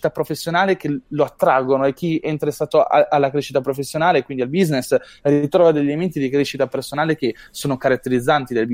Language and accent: Italian; Apulia, Italy; decido di andare al Marketers Meetup di, della Puglia, perché sono pugliese.